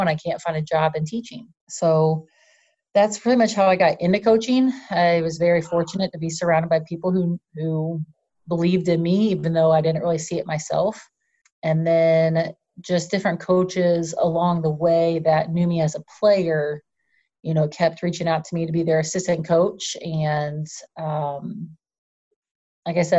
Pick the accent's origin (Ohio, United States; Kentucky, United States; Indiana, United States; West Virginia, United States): Indiana, United States; Indianapolis; I'm originally from Indianapolis, Indiana. That's really where I started playing the game